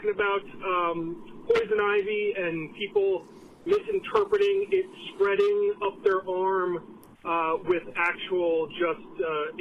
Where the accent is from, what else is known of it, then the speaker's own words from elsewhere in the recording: California, United States; I grew up out in California.